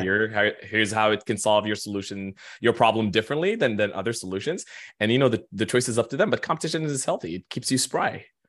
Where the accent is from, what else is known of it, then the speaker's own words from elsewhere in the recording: Khartoum, Sudan; now in New York, United States; I am born and raised, uh, a good six thousand miles east of New York. I'm actually Sudanese